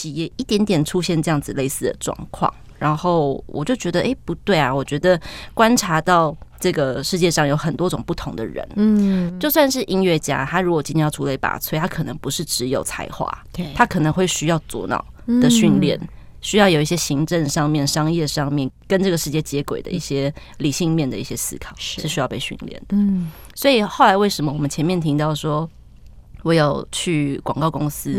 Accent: Taiwan; 他就什么？我是台湾人，很有趣。

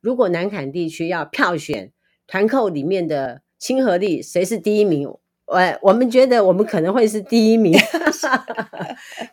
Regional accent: Taiwan; 我们台湾人

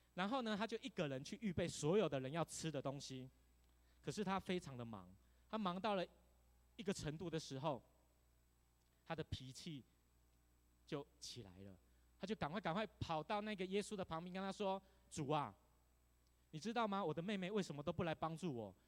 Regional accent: Tainan, Taiwan; now in Taipei, Taiwan; 台南。 台南是一个非常悠闲悠活的地方。 哦，我真的很想回到我的故乡

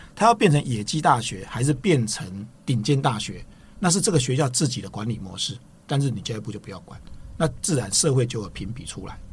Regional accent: Tainan, Taiwan; 我本身是台南人哦

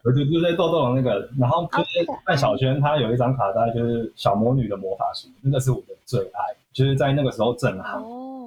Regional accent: Keelung, Taiwan; moved away; also born or lived in Jinshan, New Taipei; 因为我是基隆人，然后我每个礼拜我都会呃回金山

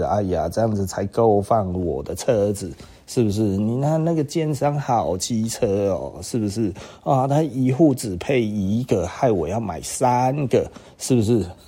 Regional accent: Taiwan; 就是我们台湾人对这一种很很基本的类比，真的是谈不上了哈

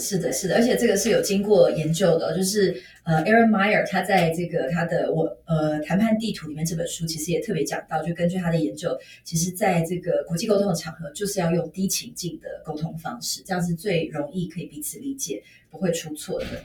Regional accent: Taiwan; 我们台湾人

